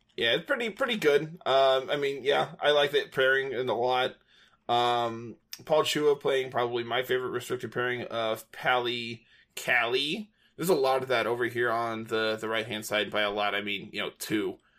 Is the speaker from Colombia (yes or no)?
no; United States; I am an English-speaking American